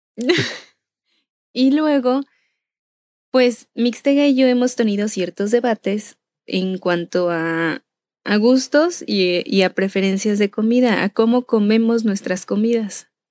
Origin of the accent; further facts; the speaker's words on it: Michoacán, Mexico; Y yo soy originaria de Michoacán.